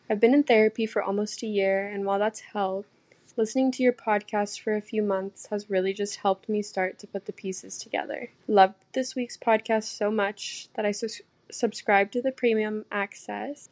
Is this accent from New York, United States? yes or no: no; Arkansas, United States; I'm from Arkansas.